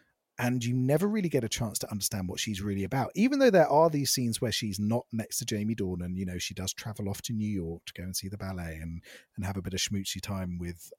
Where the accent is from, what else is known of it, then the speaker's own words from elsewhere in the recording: Ireland; Because I'm from Ireland and all we have is stew and Guinness.